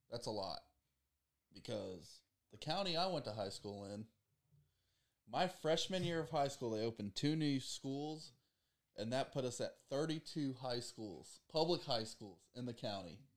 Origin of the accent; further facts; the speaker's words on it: Dothan, Alabama, United States; I am from the mighty metropolis of Dothan